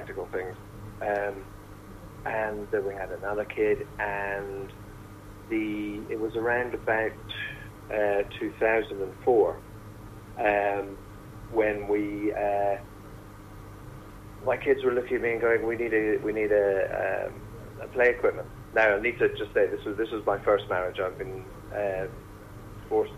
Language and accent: English; Northern Ireland, United Kingdom; moved away as an adult; also born or lived in England; as you can tell from my accent, I'm from the north of Ireland and have lived in England